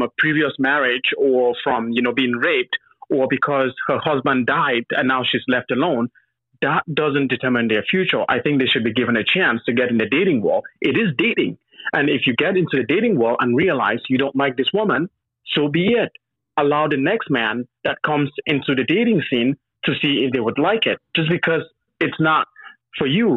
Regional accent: Cameroon; moved away as an adult; I was born in Cameroon in a village. I lived there until I was 19, after high school

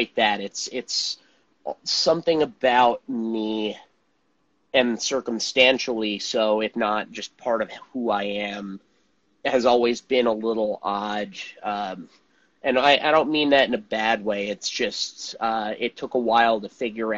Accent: Montclair, New Jersey, United States; where I grew up in New Jersey, which is a suburb called Montclair.

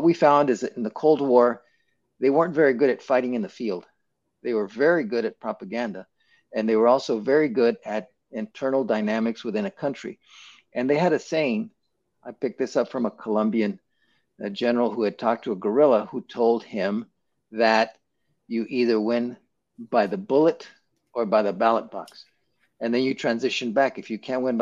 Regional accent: Roswell, New Mexico, United States; I grew up around Roswell, New Mexico

